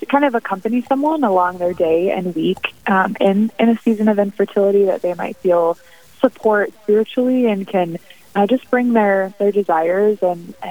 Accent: Dickinson, North Dakota, United States; moved away as an adult; also born or lived in Irving, Texas / Rapid City, South Dakota; I was born and raised in Dickinson

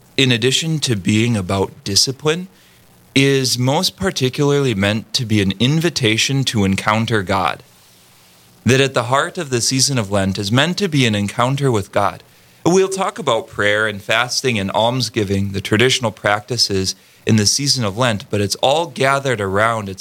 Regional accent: Harvey, North Dakota, United States; I'm from Harvey, North Dakota, central North Dakota, the High Plains

